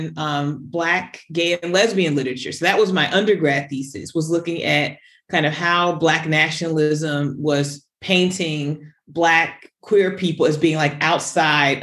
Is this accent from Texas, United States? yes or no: no; Newark, New Jersey, United States; moved away as an adult; also born or lived in New Hampshire; I'm from Newark, New Jersey